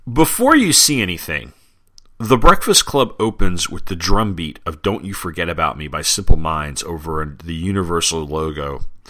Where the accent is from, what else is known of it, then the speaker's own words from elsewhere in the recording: Long Island, New York, United States; when I was a kid uh, growing up on Long Island